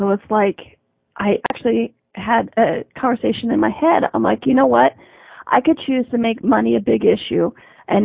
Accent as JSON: {"language": "English", "country": "United States", "said": "I'm in Canada, I'm an American."}